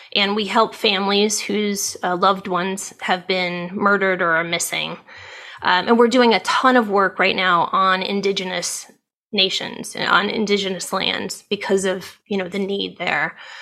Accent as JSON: {"language": "English", "region": "Ohio", "country": "United States", "tie": "born or raised there", "moved": "yes", "lives_now": "California, United States", "said": "I grew up in Ohio."}